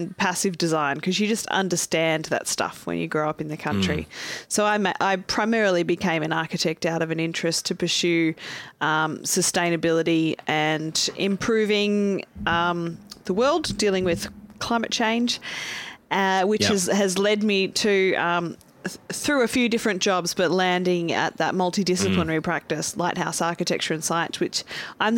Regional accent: Corryong, Victoria, Australia; I'm from a very small town called Corryong. It's sort of halfway between Sydney and Melbourne

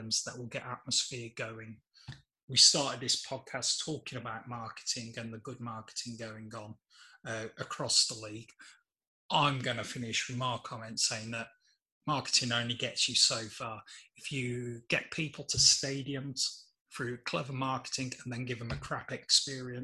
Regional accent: England, United Kingdom; even as an Englishman

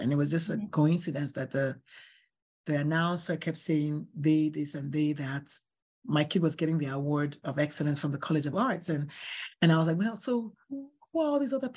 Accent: Nigeria; moved away; I'm Nigerian

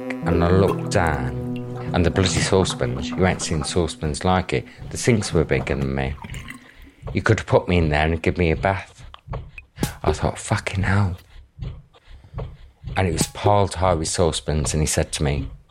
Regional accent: Wolverhampton, West Midlands, United Kingdom; I grew up in the Midlands in a place called Wolverhampton.

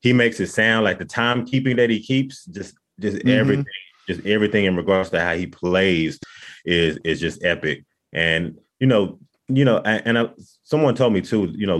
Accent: Dallas, Texas, United States; we're from Dallas, Texas. So, you know, we kind of like grown up hearing country music around us

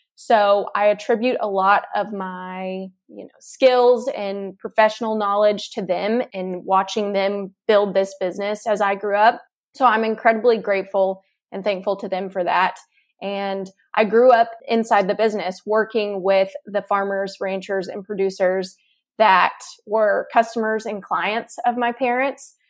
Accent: Texas, United States; I'm originally from Texas, born and raised.

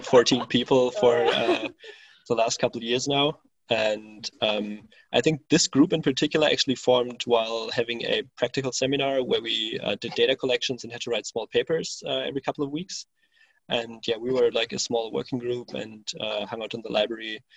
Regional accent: Berlin, Germany; moved away as an adult; now in Cologne, Germany; I'm originally from Berlin, so the capital of Germany, and back in 2014, I moved to Cologne

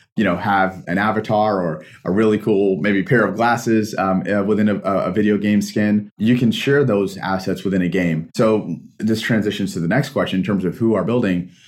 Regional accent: Pakistan; moved away; I'm a Pakistani immigrant

